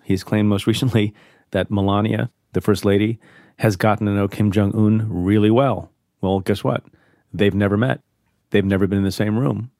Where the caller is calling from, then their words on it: San Diego, California, United States; I'm calling from San Diego, California